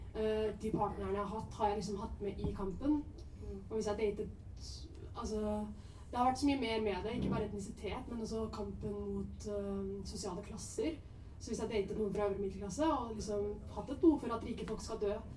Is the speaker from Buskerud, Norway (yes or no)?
no; Oslo, Norway; Jeg vokste opp på Mortensrud